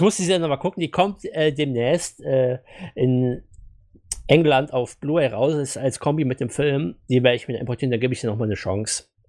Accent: Germany; wir hier als Deutsche

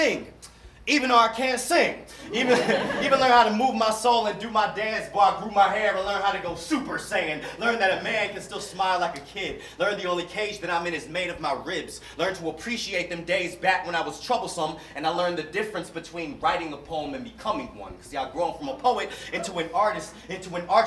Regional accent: Durham, North Carolina, United States; Born and raised in Durham, North Carolina, where I'm a North Carolinian

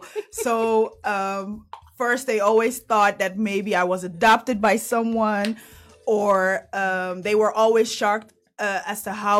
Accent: Netherlands; first language Dutch; English is a second language; I was born here, thank you. But my mom has been here since she was 17 years old.

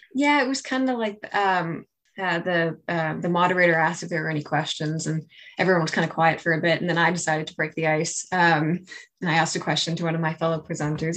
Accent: Saint John, New Brunswick, Canada; I'm from St. John

